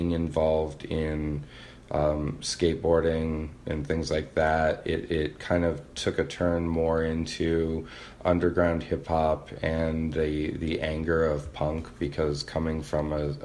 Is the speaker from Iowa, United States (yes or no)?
yes; Cedar Falls, Iowa, United States; I grew up in Cedar Falls